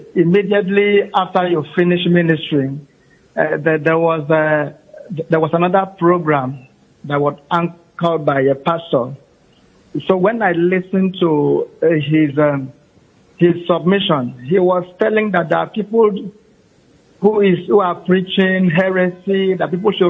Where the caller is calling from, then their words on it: Uyo, Akwa Ibom, Nigeria; I'm calling from Uyo.